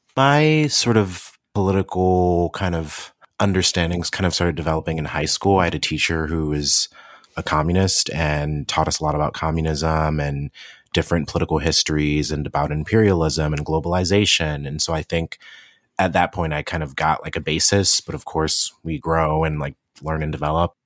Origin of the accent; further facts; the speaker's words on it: Cleveland, Ohio, United States; also born or lived in Athens, Ohio / Columbus, Ohio; I was born and raised in Cleveland, Ohio